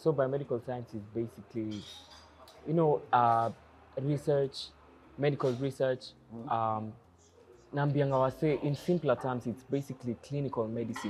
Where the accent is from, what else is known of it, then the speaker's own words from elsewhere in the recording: Nyeri, Nyeri County, Kenya; also born or lived in Mombasa; Nilisomea Nyeri, my high school was in Nyeri, my primary school was in Nyeri. Oh. Yeah, so Nyeri ni my hometown.